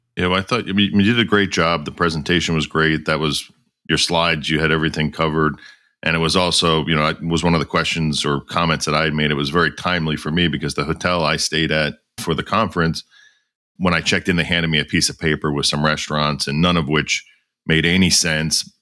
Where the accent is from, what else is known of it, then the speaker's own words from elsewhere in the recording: Philadelphia, Pennsylvania, United States; I was from Philadelphia